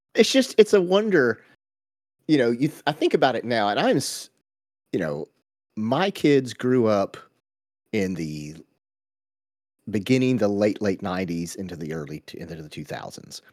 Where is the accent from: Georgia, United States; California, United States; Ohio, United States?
Georgia, United States; we grew up in Georgia in the eighties, so we all had go-karts